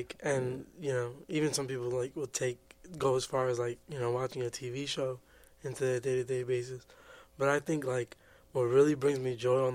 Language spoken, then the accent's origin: English; New Jersey, United States; also born or lived in New York; I was born in New York, moved to New Jersey.